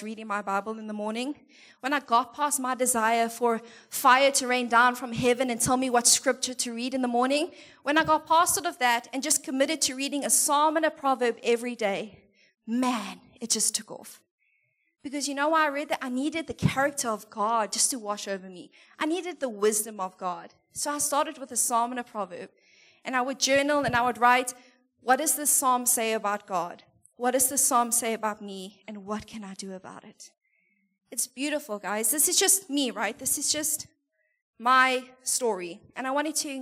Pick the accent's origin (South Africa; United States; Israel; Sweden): South Africa; moved away; we're from there. And we're, like, super proudly South African